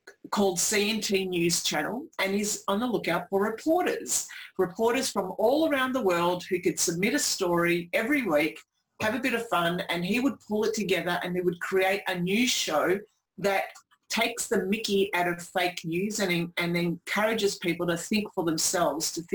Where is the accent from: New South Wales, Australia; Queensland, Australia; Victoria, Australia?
Victoria, Australia; Melbourne; I'm from Melbourne